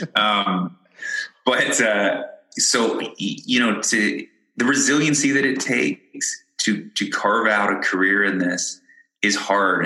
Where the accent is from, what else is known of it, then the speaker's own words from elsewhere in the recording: London, Ontario, Canada; moved away as an adult; also born or lived in Ireland / Windsor, Ontario; I was born in Ireland, but I grew up in London, Ontario